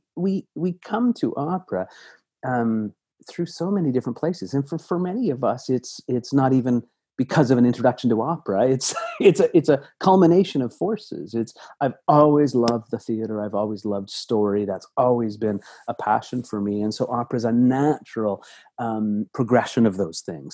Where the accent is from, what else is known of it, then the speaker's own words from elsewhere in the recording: Toronto, Ontario, Canada; I grew up in Toronto